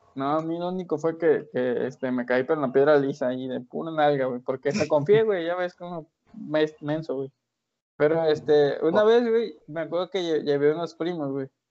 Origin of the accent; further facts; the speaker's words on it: Colima, Mexico; nosotros somos nacidos de Colima